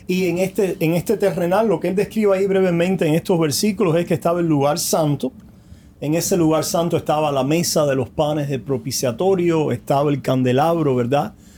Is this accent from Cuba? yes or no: yes; Cuba; moved away; Allá en mm. nuestra isla hace tantas décadas ya que estamos lejos de ellos